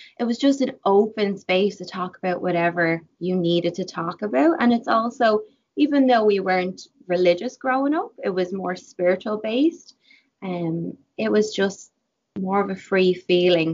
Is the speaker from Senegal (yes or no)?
no; Ireland; moved away as an adult; now in Vancouver, Canada; growing up in Ireland with my mom